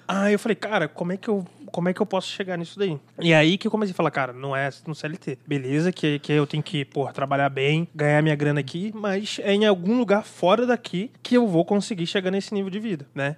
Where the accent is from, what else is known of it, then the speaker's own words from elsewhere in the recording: Nova Friburgo, Rio de Janeiro, Brazil; moved away as an adult; now in São Paulo, Brazil; sou de Nova Friburgo, Rio de Janeiro, né? Mudei pra São Paulo tem seis anos, quase que exato.